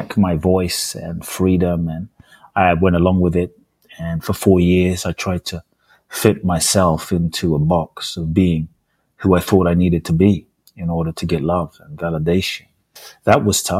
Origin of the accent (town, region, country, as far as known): London, United Kingdom; born or raised there; also born or lived in Ghana; now in United States